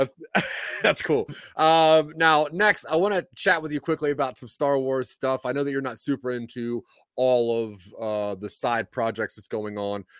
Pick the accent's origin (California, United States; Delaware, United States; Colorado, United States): Delaware, United States; I'm from Delaware